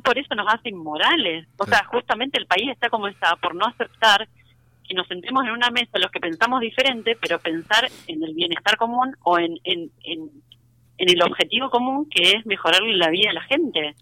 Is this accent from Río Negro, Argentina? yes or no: no; Rosario, Santa Fe, Argentina; moved away; nosotros somos rosarinos